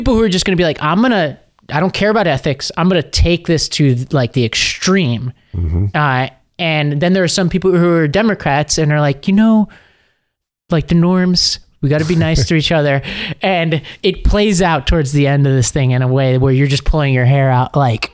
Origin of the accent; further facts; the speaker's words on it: New York, United States; I am a New Yorker